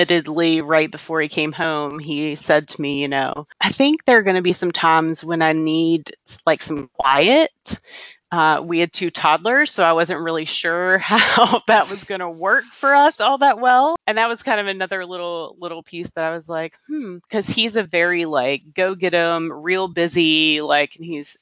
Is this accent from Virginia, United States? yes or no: yes; Hampton Roads, Virginia, United States; moved away as an adult; also born or lived in New York City / West Coast; I grew up in the Hampton Roads area.